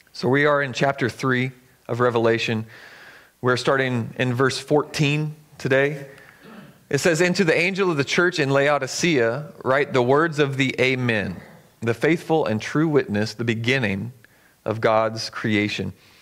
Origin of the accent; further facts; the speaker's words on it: the South, United States; now in Eugene, United States; I grew up in the South